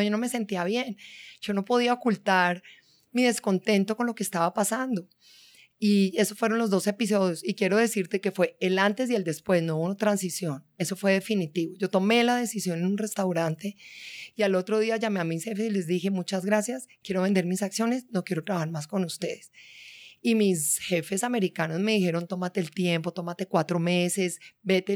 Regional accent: Bogotá, Colombia; also born or lived in Cartagena; yo soy de Bogotá, de una mezcla paisa barranquillera

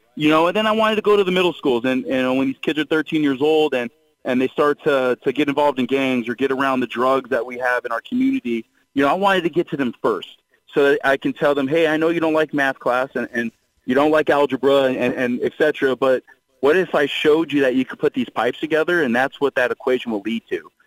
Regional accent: Long Beach, California, United States; growing up in Long Beach, California

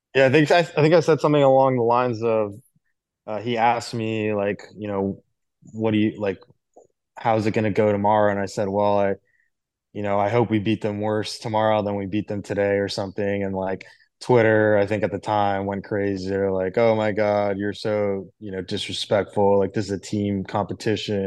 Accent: Miami, Florida, United States; also born or lived in Jupiter, Florida; I grew up in Miami and, uh, my dad worked for the U S T A.

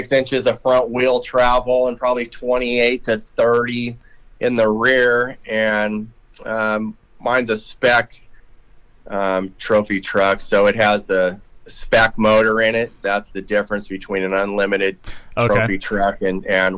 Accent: Huntington Beach, California, United States; also born or lived in Hemet, California; growing up out there in California, and then I grew up in Huntington Beach, but then we moved to Hemet out by Temecula there

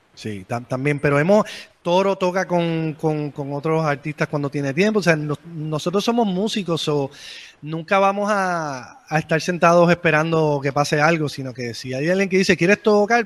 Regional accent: San Juan, Puerto Rico

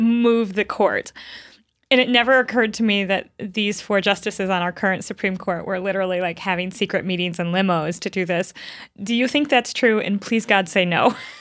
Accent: Michigan, United States; I grew up in Michigan

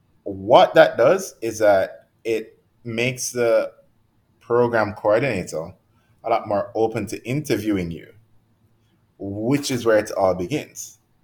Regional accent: Jamaica; they're a lot more likely to give someone from America who is not nearly as good a lot of the times as we are coming from Jamaica

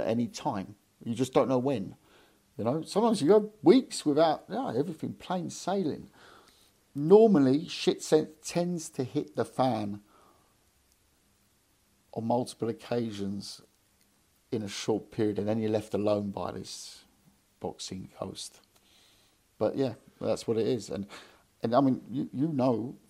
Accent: London, United Kingdom; moved away; also born or lived in Hamburg; I moved to London 2 years ago now. Back to London. I'm from London

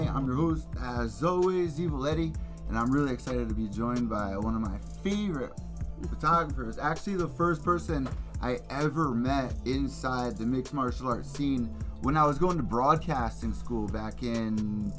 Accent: Connecticut, United States; I'm from Connecticut

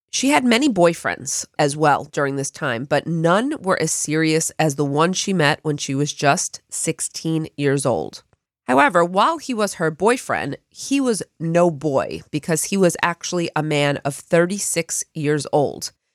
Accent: Long Island, New York, United States; where I grew up on Long Island, on the south shore of the island

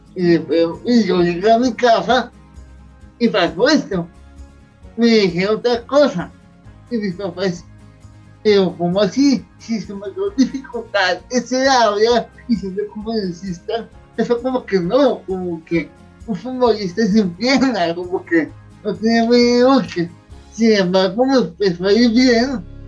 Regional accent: Bogotá, Colombia; Yo nací hace 37 años en Bogotá

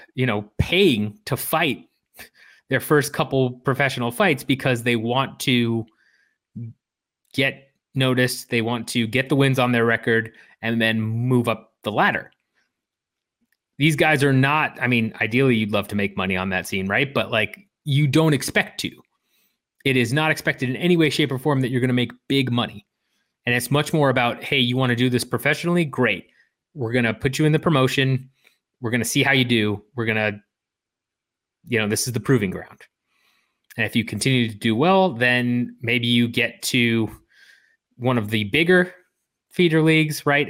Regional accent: Illinois, United States; Where I grew up in Illinois

